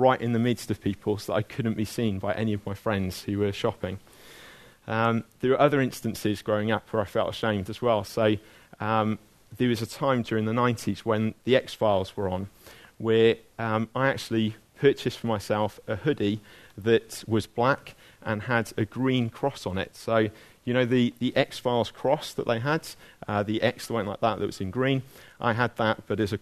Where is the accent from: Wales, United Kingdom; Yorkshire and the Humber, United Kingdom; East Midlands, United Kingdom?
Wales, United Kingdom; Abergavenny; when I was growing up in Abergavenny